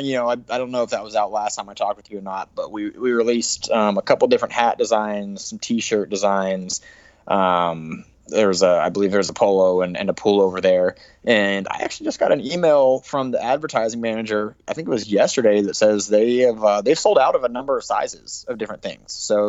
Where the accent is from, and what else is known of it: Utah, United States